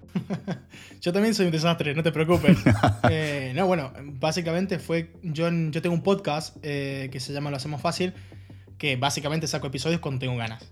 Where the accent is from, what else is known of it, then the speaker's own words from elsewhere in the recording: Argentina; moved away as an adult; also born or lived in Halle, Germany; now in Germany; yo soy argentino, Sí. Por si no se nota en, mi, tonada, en mi acento, eh, o las palabras que uso